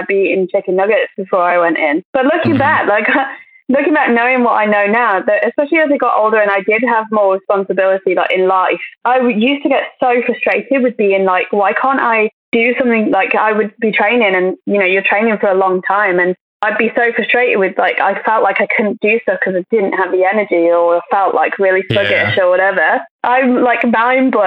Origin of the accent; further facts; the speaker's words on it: Crewe, North West England, United Kingdom; I'm from Crewe, which is quite a small town and I absolutely loved it